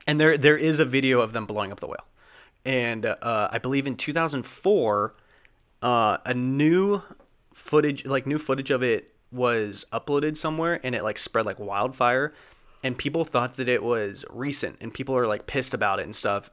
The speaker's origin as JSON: {"language": "English", "town": "Eugene", "region": "Oregon", "country": "United States", "tie": "born or raised there", "said": "that's my hometown, shout out Eugene"}